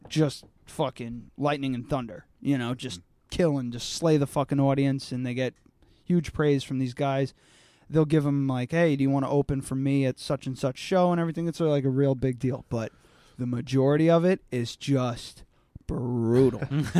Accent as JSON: {"language": "English", "region": "New York", "country": "United States", "said": "I'm from New York."}